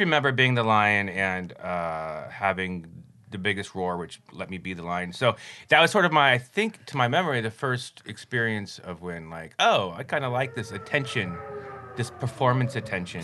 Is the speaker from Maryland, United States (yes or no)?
no; Denver, Colorado, United States; I grew up in Colorado, Denver, Colorado